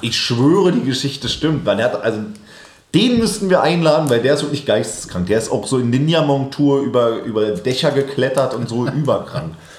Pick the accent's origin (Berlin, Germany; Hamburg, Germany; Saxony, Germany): Berlin, Germany; born or raised there